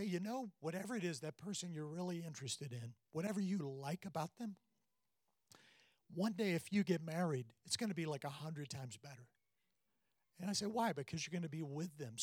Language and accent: English; South Carolina, United States; I'm from South Carolina